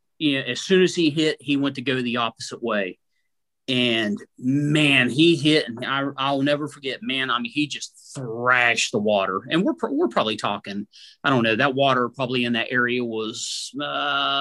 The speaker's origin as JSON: {"language": "English", "region": "West Virginia", "country": "United States", "tie": "born or raised there", "said": "I grew up in West Virginia, grew up, you know, on the trout streams."}